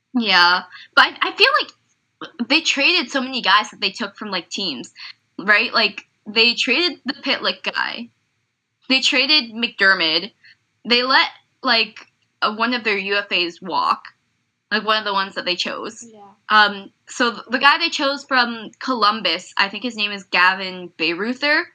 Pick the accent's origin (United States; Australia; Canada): Canada; me being Canadian